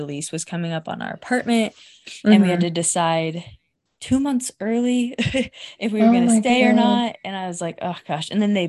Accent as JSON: {"language": "English", "region": "Indiana", "country": "United States", "moved": "yes", "said": "I'm from Indiana. My family's in Indiana."}